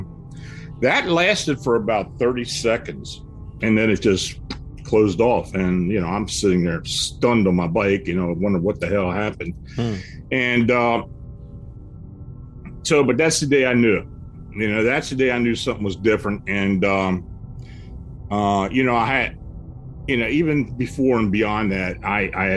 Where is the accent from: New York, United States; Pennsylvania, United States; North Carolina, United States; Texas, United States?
Pennsylvania, United States; near Gettysburg; moved away as an adult; also born or lived in Maryland; I was raised near Gettysburg, and I'm living back where I got raised, and lived down in Maryland for about 40 years